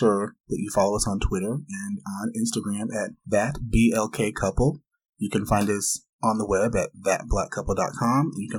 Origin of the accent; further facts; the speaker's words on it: Anaheim, California, United States; hailing from the mean streets of Anaheim.